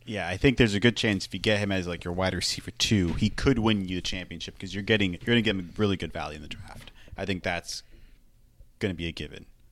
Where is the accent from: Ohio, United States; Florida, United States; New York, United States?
Florida, United States; Miami; I am from Miami